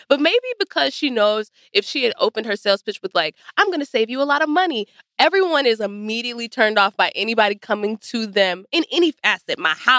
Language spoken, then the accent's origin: English; Texas, United States; I'm from Texas.